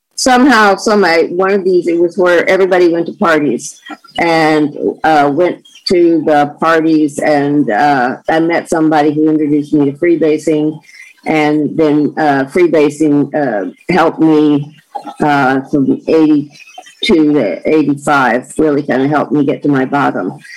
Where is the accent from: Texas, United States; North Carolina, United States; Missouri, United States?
North Carolina, United States; North Carolina mountains, United States; moved away as an adult; also born or lived in Florida; now in California, United States; growing up in North Carolina in the mountains